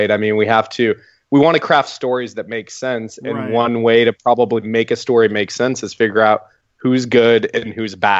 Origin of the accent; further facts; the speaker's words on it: Oklahoma, United States; now in Texas, United States; I'm from Oklahoma